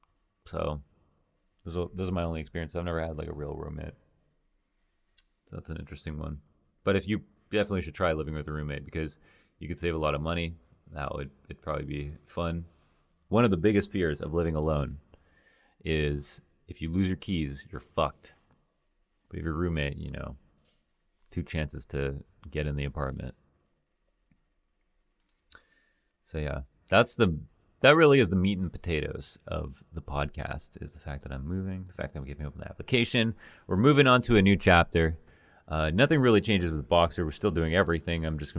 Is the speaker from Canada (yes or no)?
yes; Canada; now in United States; I've gone from Toronto to the U.S., so I understand that. I'm a Canadian citizen, so that's probably a little bit easier.